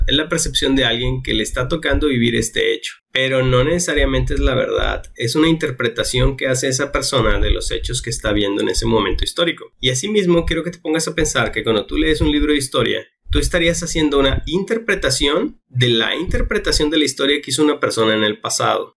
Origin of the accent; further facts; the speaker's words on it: Mexico; nosotros como mexicanos estamos aquí